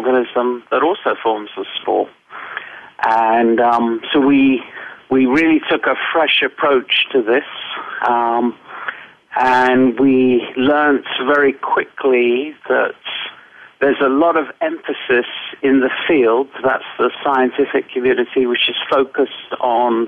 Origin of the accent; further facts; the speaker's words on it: England, United Kingdom; also born or lived in United States; I'm English